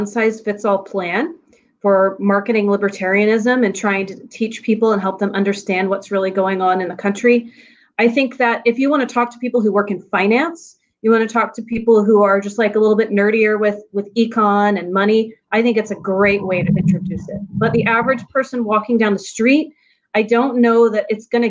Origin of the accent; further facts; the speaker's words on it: Texas, United States; also born or lived in California; now in Los Angeles County, California, United States; I grew up in Texas and moved to California.